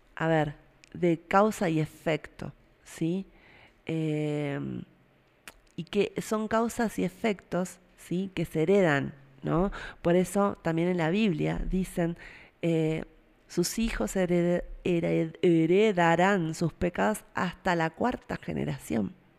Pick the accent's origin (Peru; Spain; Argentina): Argentina